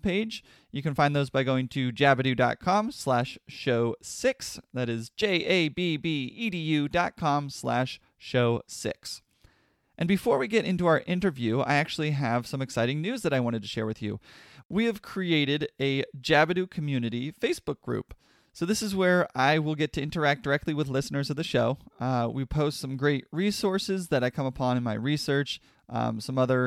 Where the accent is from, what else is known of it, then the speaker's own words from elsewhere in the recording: Pennsylvania, United States; I grew up in Pennsylvania, so we learned it as the Civil War